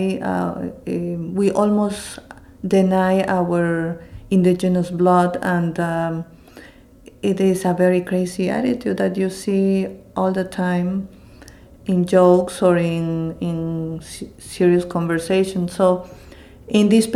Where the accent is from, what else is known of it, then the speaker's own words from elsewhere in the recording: Lima, Peru; also born or lived in Cusco; now in Philadelphia, United States; I'm also from Cusco, and as I said earlier, Cusco was the capital of the Inca Empire, and I was raised in Lima, but my parents both are from Cusco.